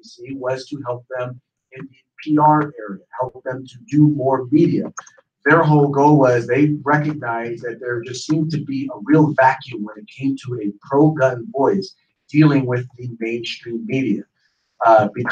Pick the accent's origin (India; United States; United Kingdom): United States; Richmond, California; I was raised in Richmond, California